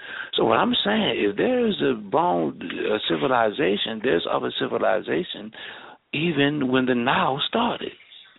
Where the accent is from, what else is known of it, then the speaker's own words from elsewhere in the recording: Baltimore, Maryland, United States; I come from Baltimore City